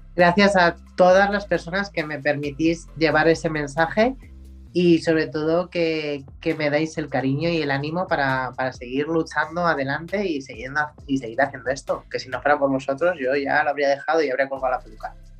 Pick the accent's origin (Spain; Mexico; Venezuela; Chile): Spain; en mi país